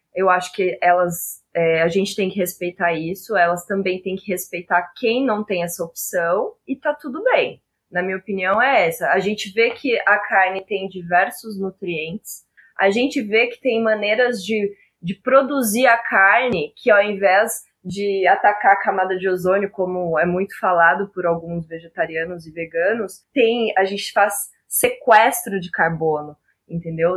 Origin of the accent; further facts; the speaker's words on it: Araçatuba, São Paulo, Brazil; now in Campo Grande, Brazil; eu sou do interior de São Paulo, né? Sou nascida em Araçatuba, apesar de hoje eu morar em Campo Grande